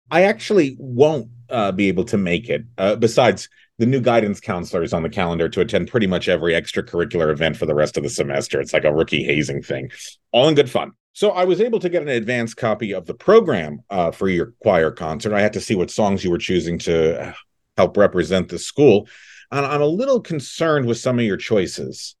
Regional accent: California, United States; we grew up in California

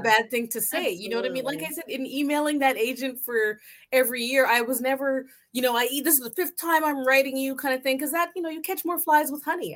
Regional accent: Canada; I'm Canadian

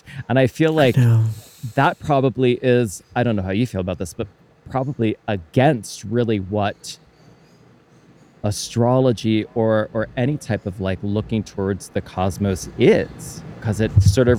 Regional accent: Pottstown, Pennsylvania, United States; I think it was at our local newspaper where I grew up in Pottstown, Pennsylvania.

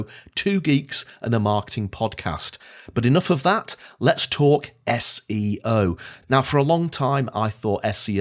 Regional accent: Blackpool, North West England, United Kingdom; now in Edinburgh, United Kingdom; I was born and bred in Blackpool

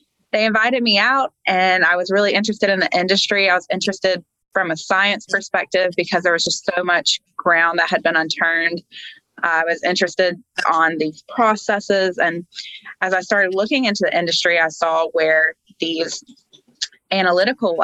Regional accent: Georgia, United States; I was born and raised here in Georgia

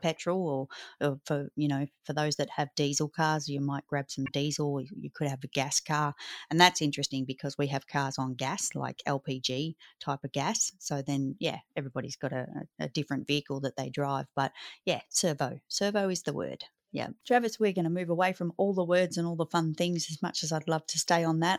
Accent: Australia

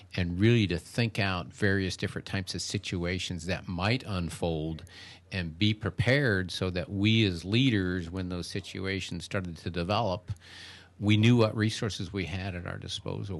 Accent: Seattle, Washington, United States; moved away as an adult; now in Wilmington, United States; I grew up out in the Seattle area

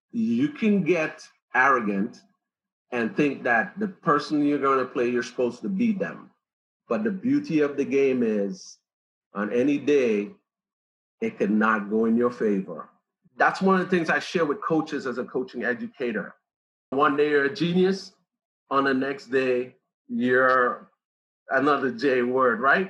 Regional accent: Trinidad & Tobago; moved away; we have tons of attacking personalities in the Caribbean, especially where I came from

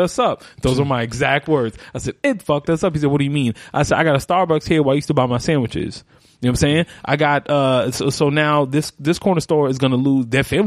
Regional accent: New York City, New York, United States; I'm the only person from, let alone Brooklyn, just from New York

